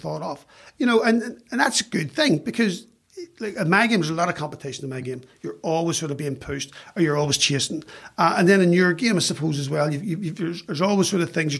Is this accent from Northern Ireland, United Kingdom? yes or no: yes; Belfast, Northern Ireland, United Kingdom; moved away as an adult; now in London, United Kingdom; a kid growing up in West Belfast